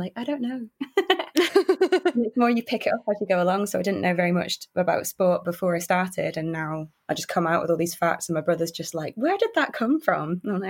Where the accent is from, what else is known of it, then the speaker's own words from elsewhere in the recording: London, United Kingdom; now in Manchester, United Kingdom; I live in Manchester, but I'm originally from London